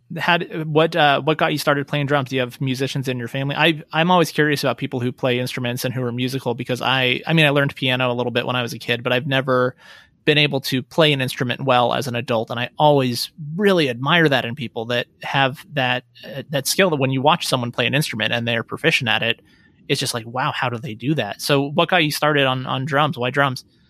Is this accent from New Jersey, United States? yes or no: no; Reno, Nevada, United States; also born or lived in Las Vegas / Portland / San Francisco Bay Area; I grew up, born and raised in Reno, uh, but I moved away when I went to college